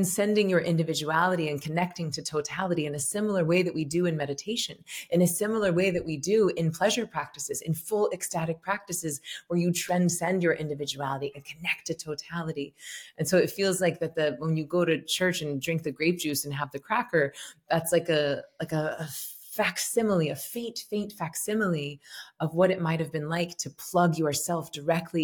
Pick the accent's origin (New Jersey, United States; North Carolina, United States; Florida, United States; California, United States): Florida, United States; Tallahassee; I'm from Tallahassee, Florida, and I was raised Southern Baptist.